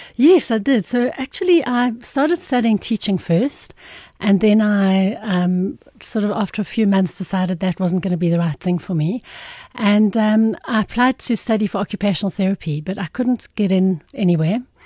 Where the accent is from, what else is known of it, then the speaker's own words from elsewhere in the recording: Irene, Gauteng, South Africa; I was born, I, I'm from Irene, which is just between Pretoria and Joburg